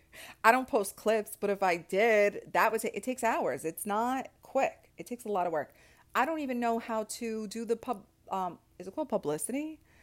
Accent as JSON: {"language": "English", "town": "New York City", "region": "New York", "country": "United States", "said": "I'm from Staten Island"}